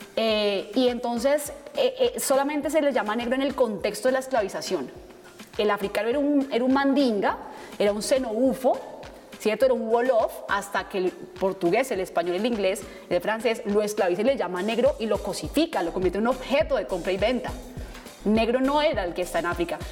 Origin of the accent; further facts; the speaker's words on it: Bogotá, Colombia; Nací y crecí en Bogotá